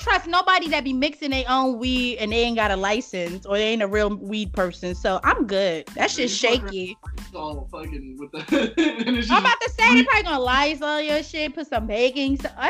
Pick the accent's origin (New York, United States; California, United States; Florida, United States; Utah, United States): New York, United States; New York City; I am from the Bronx.